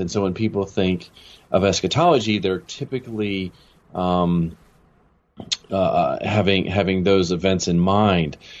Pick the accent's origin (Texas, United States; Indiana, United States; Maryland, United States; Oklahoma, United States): Maryland, United States; moved away as an adult; also born or lived in California / Chicago / Los Angeles; now in Jackson, United States; I grew up in Maryland, and uh, I spent pretty much all the way through high school there